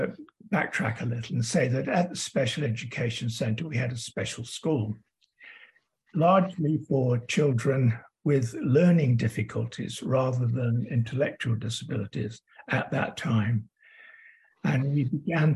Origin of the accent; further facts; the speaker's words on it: Derby, East Midlands, United Kingdom; moved away as an adult; also born or lived in Manchester, United Kingdom / Birmingham, United Kingdom; now in Sydney, Australia; Originally, as you can tell from my accent, I come from the UK, Derby, England.